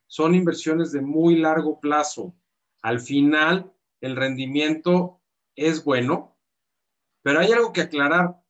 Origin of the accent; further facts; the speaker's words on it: Mexico; somos mexicanos